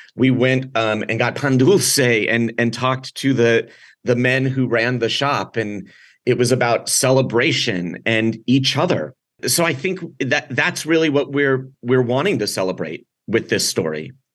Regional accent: San Diego, California, United States; I grew up here in San Diego

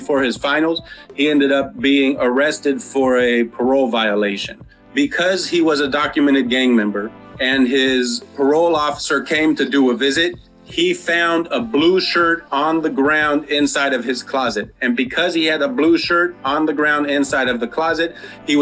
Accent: San Diego, California, United States; also born or lived in Encanto, San Diego; I grew up in Linda Vista, Southeast has kind of been my adopted community

